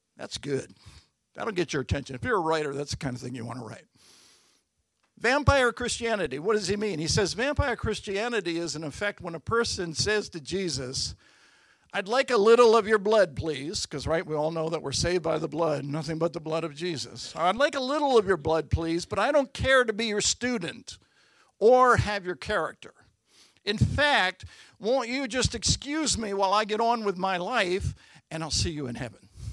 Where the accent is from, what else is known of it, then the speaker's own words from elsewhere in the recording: Baltimore, Maryland, United States; I was born at Bon Secours Hospital in Baltimore.